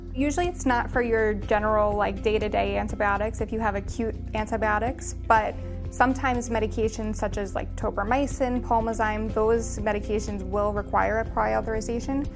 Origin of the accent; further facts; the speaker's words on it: New York City, New York, United States; I'm from Staten Island